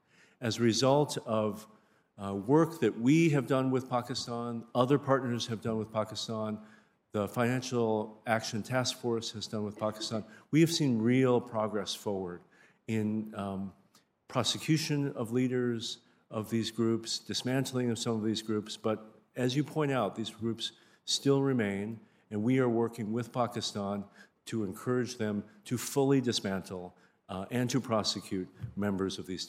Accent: United States; also born or lived in India; As an American diplomat who spent many years in India

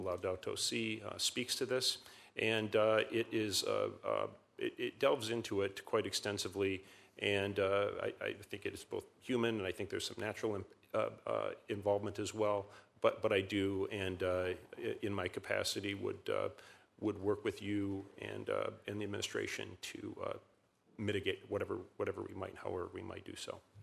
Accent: Michigan, United States; I'm from Michigan

